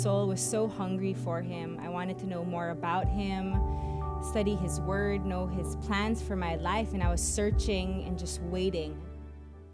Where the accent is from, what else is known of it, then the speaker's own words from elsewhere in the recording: Philippines; I'm from the Philippines.